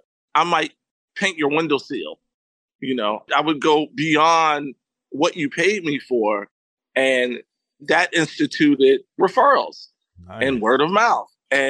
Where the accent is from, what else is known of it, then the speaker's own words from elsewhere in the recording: New York City, New York, United States; also born or lived in Florida; my mom is from Harlem. I was born in Harlem, New York, and I'm really, you know, a Harlem kid, born and bred. However, my mom moved to Florida.